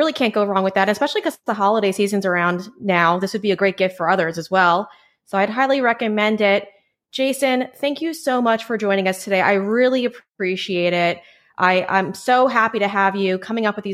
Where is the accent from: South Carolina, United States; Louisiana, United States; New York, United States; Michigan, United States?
New York, United States; Huntington; born or raised there